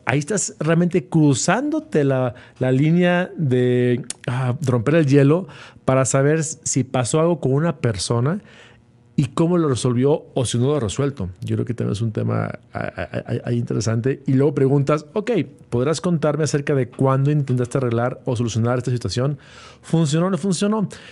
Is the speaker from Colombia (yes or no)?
no; Mexico; como mexicanos y latinoamericanos, vio una, una, capacidad para emprender porque ahora lo que producía China lo podemos hacer aquí en México